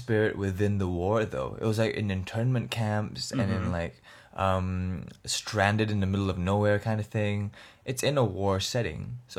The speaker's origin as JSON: {"language": "English", "country": "Singapore", "tie": "born or raised there", "said": "growing up, especially growing up in Singapore"}